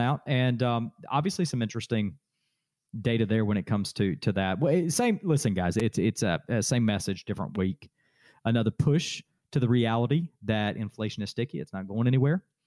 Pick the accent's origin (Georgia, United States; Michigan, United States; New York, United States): Georgia, United States; Adairsville; Daresville, my hometown